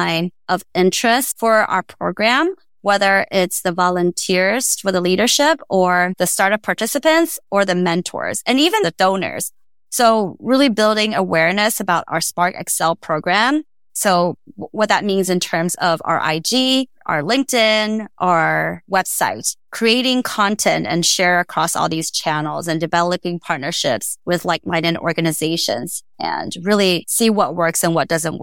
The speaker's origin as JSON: {"language": "English", "country": "Taiwan", "also_born_or_lived": "Austin", "moved": "yes", "lives_now": "United States", "said": "where I came from Taiwan"}